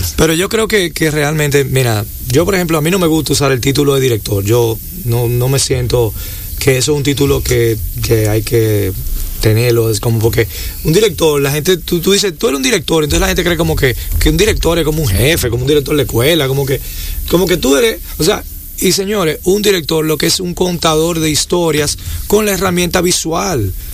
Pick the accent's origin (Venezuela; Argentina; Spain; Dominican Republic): Dominican Republic; lo que somos los dominicanos como sociedad